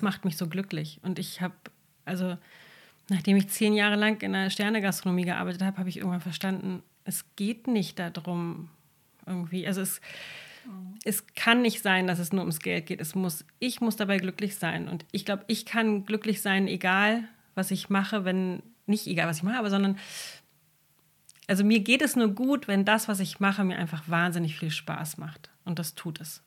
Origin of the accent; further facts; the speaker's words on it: Berlin, Germany; moved away as an adult; also born or lived in Brandenburg / Sylt; now in Hörnum, Germany; ich bin gebürtige Berlinerin